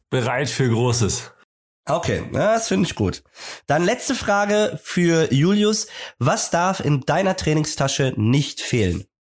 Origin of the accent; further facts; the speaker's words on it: Bavaria, Germany; now in Hamburg, Germany; aber ich komme aus Bayern. Nee, ich komme gar nicht aus Bremen, stimmt.